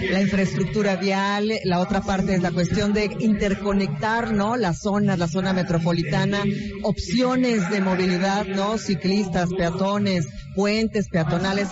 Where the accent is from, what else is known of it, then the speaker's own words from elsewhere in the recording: Querétaro, Mexico; muchos de nosotros que vivimos en Querétaro, que somos ciudadanos de Querétaro